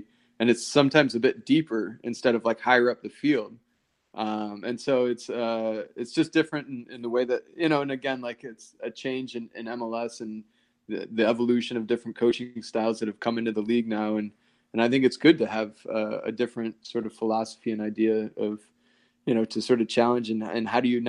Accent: Chicago, Illinois, United States; growing up around Chicago, I supported them.

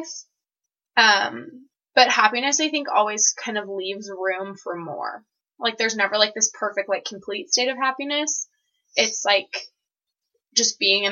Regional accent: Seattle, Washington, United States; moved away as an adult; now in Provo, United States; I'm originally from the Seattle area, and I'm about to graduate from BYU

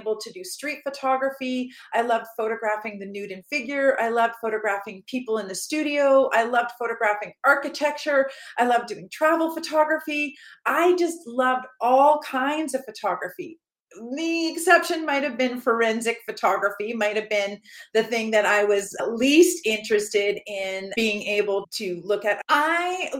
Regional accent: Canada; I am from Canada

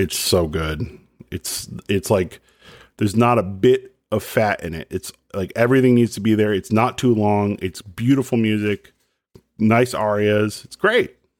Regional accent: Dallas or Plano, Texas, United States; when I was a kid growing up in Dallas or Plano

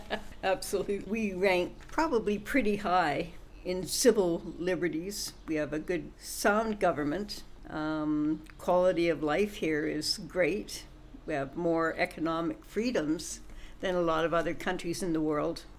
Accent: Western Canada, Canada; I'm a Westerner

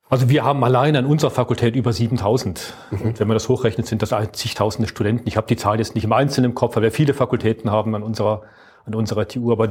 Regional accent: Aachen, North Rhine-Westphalia, Germany; also born or lived in Dortmund; Also ich komme ursprünglich aus Aachen, habe mhm. dann lange, und das ist so meine berufliche Sozialisierung gewesen im Ruhrgebiet in Dortmund. Dort habe ich studiert, habe ich 20 Jahre gearbeitet.

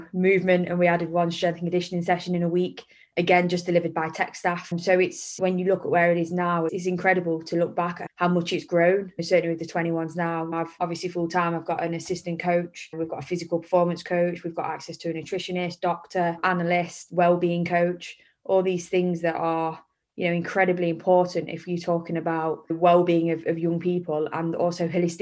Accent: Derby, East Midlands, United Kingdom; I grew up in Derby

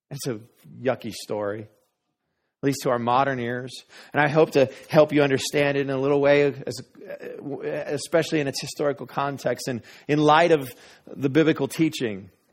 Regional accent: Denver, Colorado, United States; moved away; also born or lived in Wray, Colorado; I grew up in Denver, but we're from a small town, Ray, Colorado.

